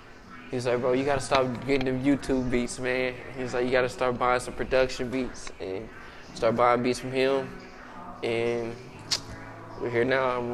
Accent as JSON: {"language": "English", "town": "Kansas City", "region": "Missouri", "country": "United States", "tie": "born or raised there", "also_born_or_lived": "Blue Springs", "said": "I grew up in Kansas City, born and raised. We lived in the inner city all the way up to about 8th grade, then I moved to Blue Springs"}